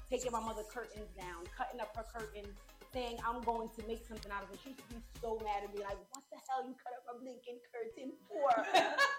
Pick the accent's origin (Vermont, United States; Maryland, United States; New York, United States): New York, United States; also born or lived in Brooklyn, New York; I was born in Brooklyn, New York, and I moved to Queens when I was 9 or 10, and I'm from Southside Jamaica, Queens